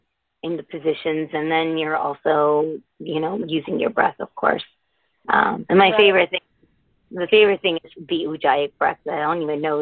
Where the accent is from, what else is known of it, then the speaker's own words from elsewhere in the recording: United States; also born or lived in Connecticut; I was born and raised in the States, but I happen to be Indian